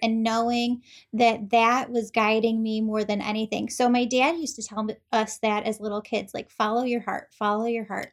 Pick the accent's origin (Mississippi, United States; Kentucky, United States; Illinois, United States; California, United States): Illinois, United States; Chicago; also born or lived in Wheaton, Illinois / Glen Ellyn, Illinois; I'm from Chicagoland, we live in Wheaton, Glen Ellen